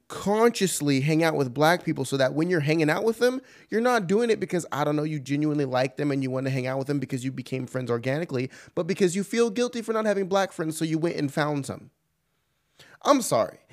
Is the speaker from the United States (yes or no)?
yes; California, United States; moved away; I'm from California originally, don't live there anymore